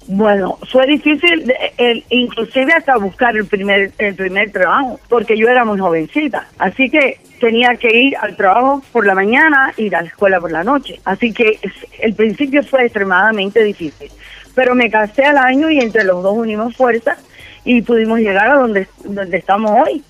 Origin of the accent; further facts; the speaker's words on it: Havana, Cuba; also born or lived in New York, United States; now in Houston, United States; Nací en La Habana